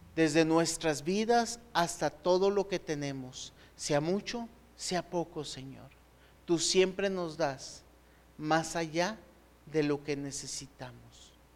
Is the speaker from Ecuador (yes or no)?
no; Mexico; Los mexicanos sabemos perfectamente